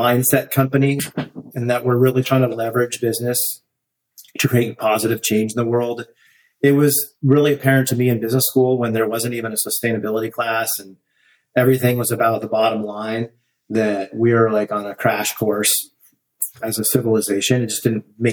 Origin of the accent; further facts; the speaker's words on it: Northern California, United States; I grew up in Northern California